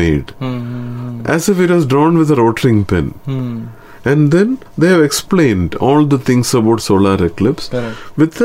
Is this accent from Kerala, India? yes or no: yes; Kerala, India; my hometown, my state, Kerala